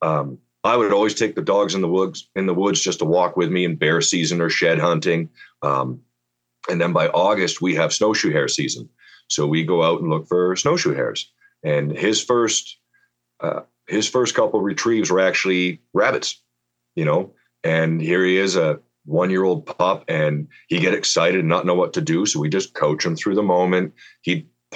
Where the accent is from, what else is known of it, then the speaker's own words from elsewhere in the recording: outside of Vancouver, British Columbia, Canada; moved away as an adult; now in Kelowna, Canada; I grew up outside of Vancouver, British Columbia, and I had a dog and no hunting